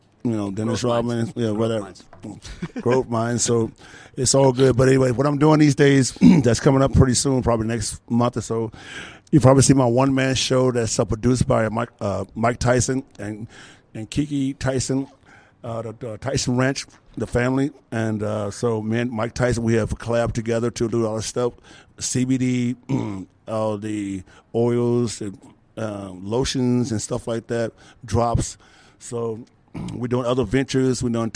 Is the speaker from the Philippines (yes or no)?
yes; Philippines